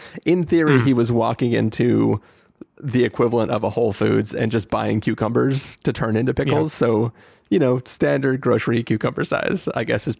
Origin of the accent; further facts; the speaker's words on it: Oceanside, California, United States; as a kid growing up in Oceanside